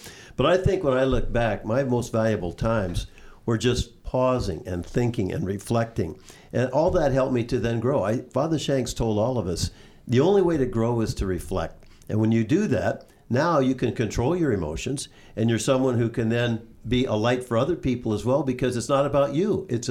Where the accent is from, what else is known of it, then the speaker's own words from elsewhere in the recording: California, United States; moved away as an adult; now in Canada; growing up in California, University of Santa Clara